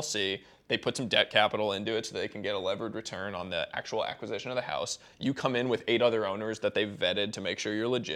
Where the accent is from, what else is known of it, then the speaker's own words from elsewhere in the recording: Boston, Massachusetts, United States; I grew up in Boston